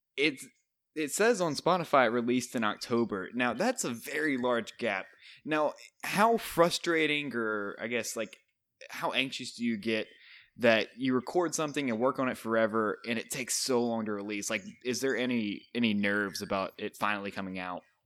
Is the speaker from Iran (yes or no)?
no; Montana, United States; moved away; my home state